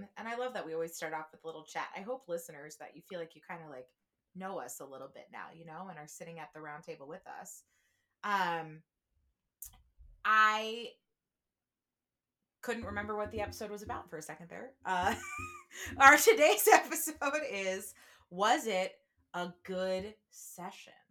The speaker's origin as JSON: {"language": "English", "region": "New Jersey", "country": "United States", "moved": "yes", "lives_now": "Chicago, United States", "said": "I am from New Jersey"}